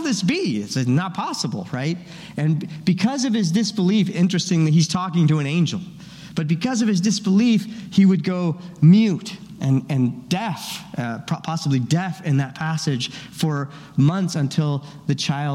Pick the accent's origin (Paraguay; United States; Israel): Paraguay; moved away; I grew up in Paraguay